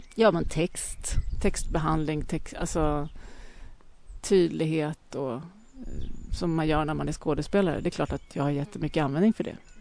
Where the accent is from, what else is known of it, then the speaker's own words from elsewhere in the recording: Lidingö, Stockholm County, Sweden; Jag växte upp på Lidingö